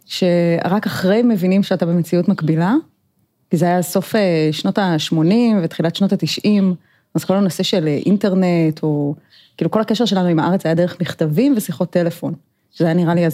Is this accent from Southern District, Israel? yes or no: no; Herzliya, Tel Aviv District, Israel; also born or lived in South Africa; במקור נולדתי בתל אביב, וגדלתי קצת בהרצליה, ואחר כך נסענו לשליחות לדרום אפריקה, ואחרי זה הייתי בצבא.